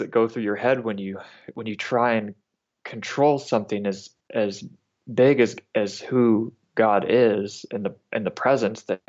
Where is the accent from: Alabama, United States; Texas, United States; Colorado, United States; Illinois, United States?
Alabama, United States; North; I grew up in North Alabama